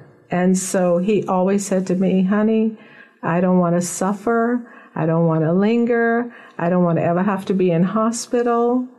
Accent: Nassau, New Providence, Bahamas; Yes, I was born in Nassau, Bahamas, and I was raised here from birth.

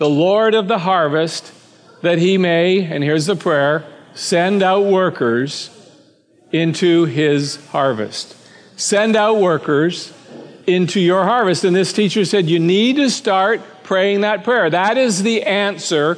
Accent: Canada; I was born and raised in Canada, the son of a pastor

